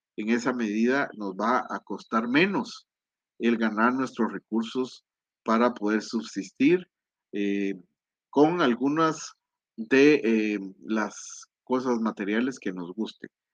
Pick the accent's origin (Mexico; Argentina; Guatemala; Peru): Guatemala; aquí en mi país, en la antigua